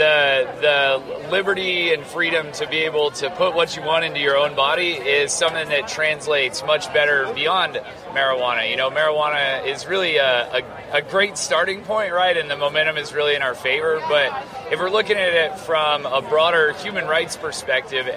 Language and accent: English; Farmington, New Mexico, United States; I'm from Farmington, New Mexico